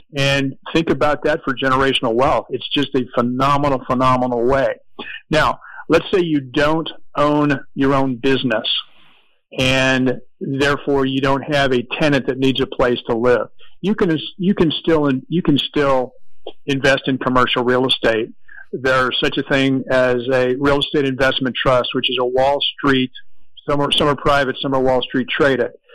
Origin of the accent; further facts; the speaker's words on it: Orange, California, United States; my hometown of Orange, California